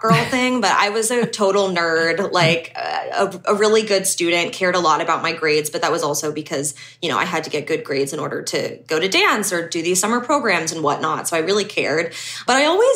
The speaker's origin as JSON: {"language": "English", "town": "Pittsburgh", "region": "Pennsylvania", "country": "United States", "moved": "yes", "said": "I am originally from Pittsburgh, Pennsylvania, which is, I mean, a pretty big city in the States, but, I say I'm from that city, but really it's like 30 minutes outside, in the suburbs"}